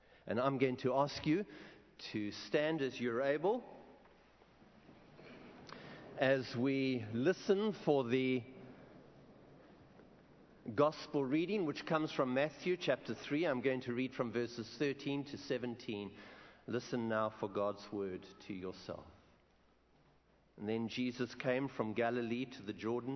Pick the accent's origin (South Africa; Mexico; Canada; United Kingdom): South Africa; Benoni, Gauteng; I come from South Africa. I come from a town which most probably you haven't heard of called Benoni